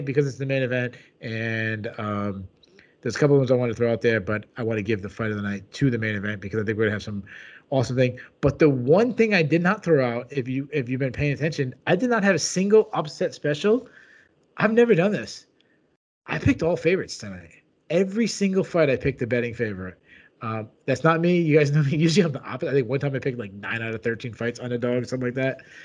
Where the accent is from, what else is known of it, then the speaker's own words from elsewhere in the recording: New England, United States; I'm from New England.